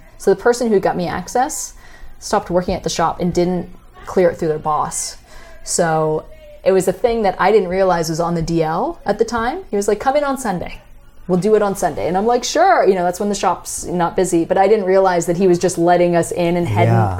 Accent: Canada; as a Canadian

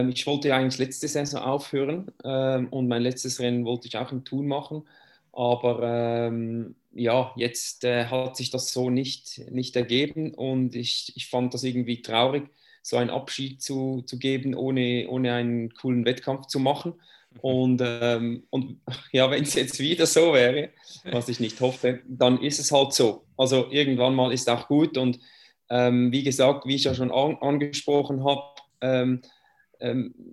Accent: Switzerland; Ja, den Namen sage ich jetzt nicht mehr … Ich komme aus der Schweiz. Äh, das muss ich wohl nicht erklären, das hört man ja ähm, ein bisschen.

